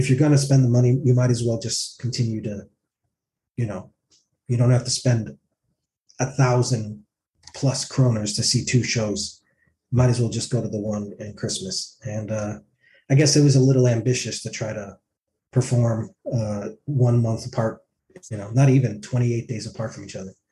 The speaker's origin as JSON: {"language": "English", "town": "Tromsø", "region": "Troms", "country": "Norway", "said": "I'm from uh, Tromsø."}